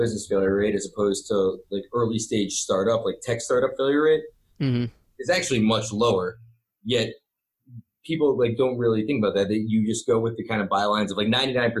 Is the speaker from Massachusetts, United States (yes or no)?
yes; Boston, Massachusetts, United States; I was from Boston